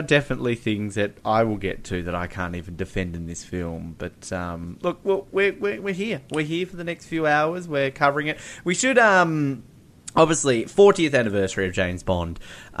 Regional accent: India; I'm Indian. I'm happy to put my head up and say I'm a proud Indian

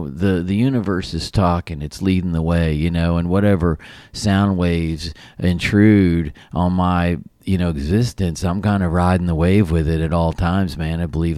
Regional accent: Appalachian Mountains, United States; I grew up in the Appalachian Mountains.

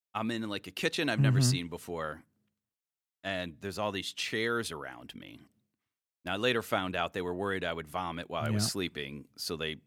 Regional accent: Cleveland, Ohio, United States; moved away; also born or lived in Illinois; I'm from Cleveland originally

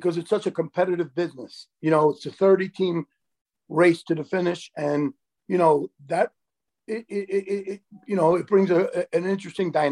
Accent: New York City, New York, United States; My parents were both born in Italy, and you know, I grew up in the Bronx

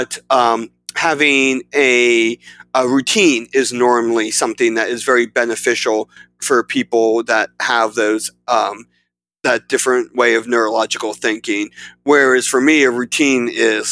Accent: South Central Pennsylvania, United States; I am from South Central Pennsylvania

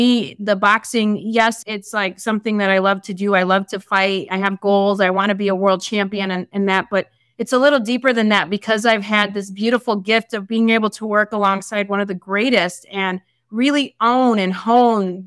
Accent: Chicago, Illinois, United States; moved away; my family, I come from Chicago. I come from the hood.

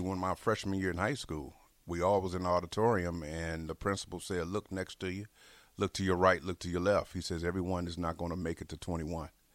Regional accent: Harvey, Illinois, United States; also born or lived in Chicago, Illinois; now in Lincoln, Nebraska, United States; I actually grew up in a south suburb, Harvey

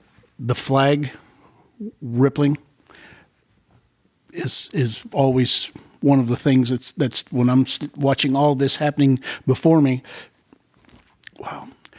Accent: Dayton, Ohio, United States; born there; also born or lived in Mooresville, Indiana; I was born in Dayton, Ohio, Wright-Patt Air Force Base.

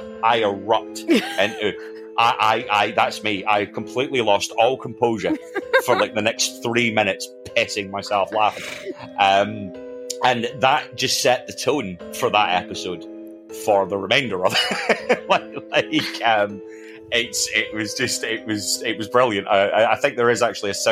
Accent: Scotland, United Kingdom; I am Scottish, mostly because I come from Scotland.

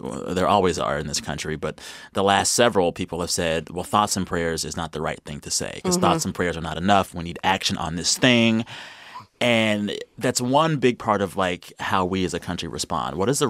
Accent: Texas, United States; moved away; I'm from Texas as well.

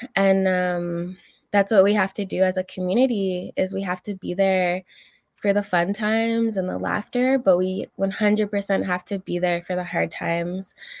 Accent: Alberta, Canada; moved away; also born or lived in Algonquin territory (Ottawa area); I'm originally from Alberta. My family comes from Fishing Lake Métis settlement.

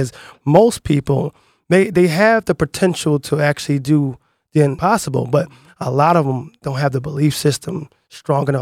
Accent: Philadelphia, Pennsylvania, United States; I grew up in the Aoni section of Philadelphia

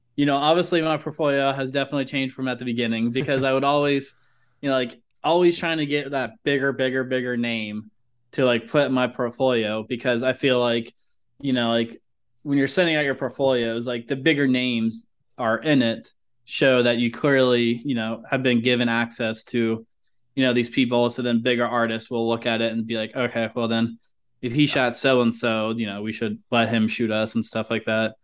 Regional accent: Ohio, United States; moved away; I'm originally from Ohio

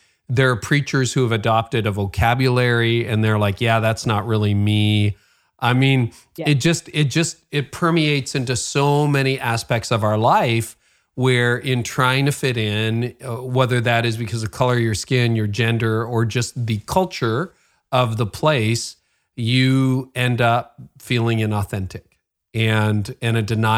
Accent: Nigeria; what part of that is because I'm a woman or because I'm Nigerian or because I don't fit your idea of what a leader looks like or sounds like

